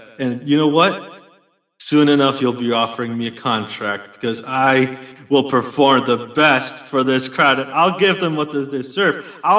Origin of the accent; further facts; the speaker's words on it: Chicago, Illinois, United States; No, I'm Latino, man. And I come from Chicago.